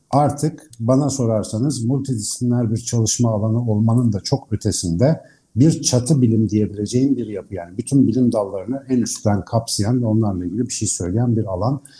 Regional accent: Ankara, Turkey

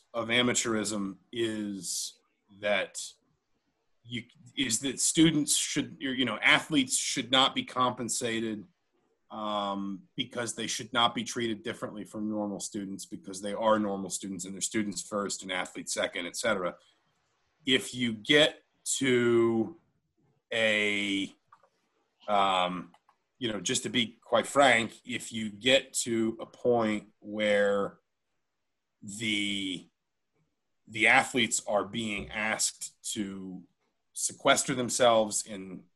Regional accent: Atlanta, Georgia, United States; moved away; I grew up in Atlanta

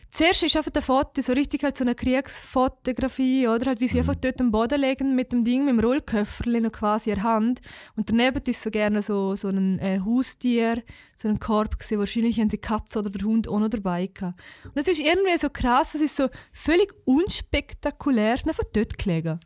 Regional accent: Switzerland; als Schweizer

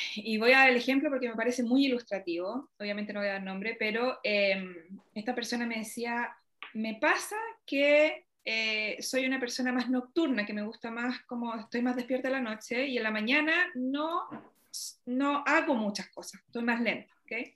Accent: Chile; soy, no sé, chilena

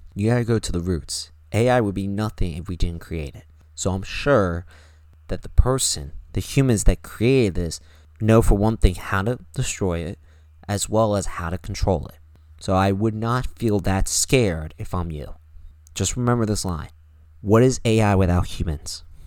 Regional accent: United States; we are American.

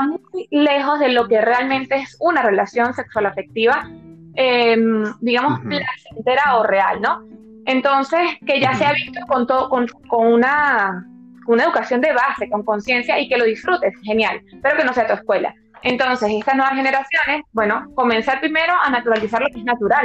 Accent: Venezuela; now in Madrid, Spain; soy venezolana

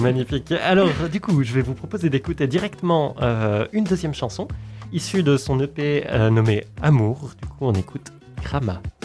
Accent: Valais, Switzerland; je suis valaisan

